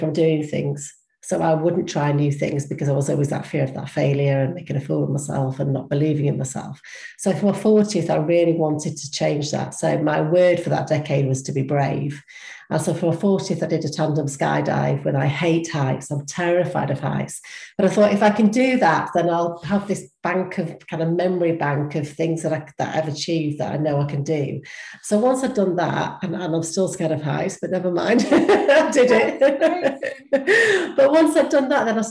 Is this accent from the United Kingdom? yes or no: yes; United Kingdom